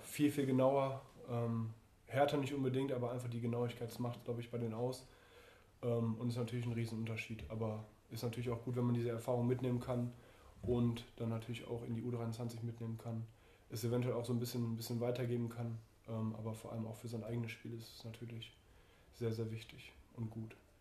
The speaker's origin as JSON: {"language": "German", "town": "Duisburg", "region": "North Rhine-Westphalia", "country": "Germany", "tie": "born or raised there", "said": "in meine Heimat ähm, zum MSV Duisburg"}